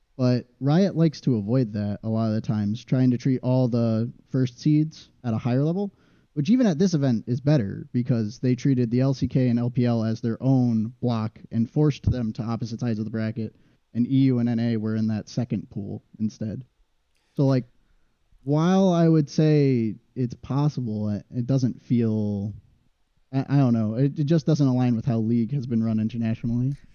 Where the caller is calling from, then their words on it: Waterbury, Connecticut, United States; I'm calling from Waterbury, Connecticut.